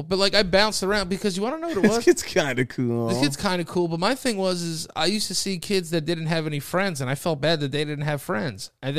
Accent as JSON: {"language": "English", "town": "New York City", "region": "New York", "country": "United States", "tie": "born or raised there", "also_born_or_lived": "Yonkers, New York / Hastings-on-Hudson, New York", "said": "We were born in the Bronx. I was born in the Bronx."}